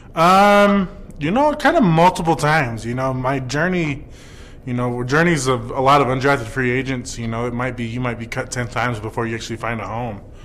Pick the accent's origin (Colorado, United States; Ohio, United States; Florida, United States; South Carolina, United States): Colorado, United States; Denver; also born or lived in Highlands Ranch; I was actually born and raised in Denver, uh, about 10 minutes down the road from uh, Mile High Stadium